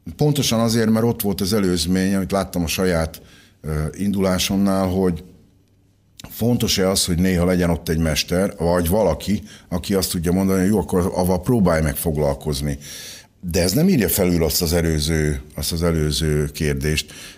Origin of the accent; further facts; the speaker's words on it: Szentes, Csongrád-Csanád, Hungary; 1962. október 11-én születtem Szentesen, a Pólya utcában